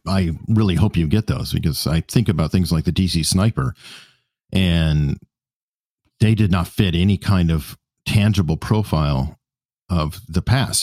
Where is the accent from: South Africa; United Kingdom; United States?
United States; Tucson, Arizona; now in Virginia Beach, United States; originally, I'm from Tucson, Arizona